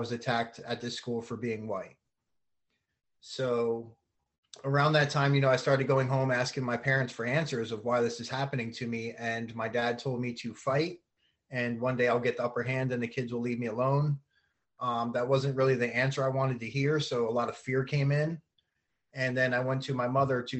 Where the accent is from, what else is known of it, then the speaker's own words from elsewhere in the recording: Keyport, New Jersey, United States; also born or lived in Union Beach, New Jersey; I was born in New Jersey, and I come from a very big family there